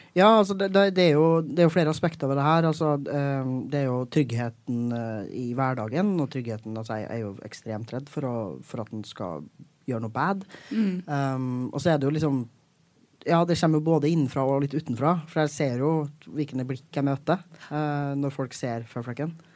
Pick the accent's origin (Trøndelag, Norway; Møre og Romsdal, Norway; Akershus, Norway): Trøndelag, Norway; now in Oslo, Norway; jeg er trønder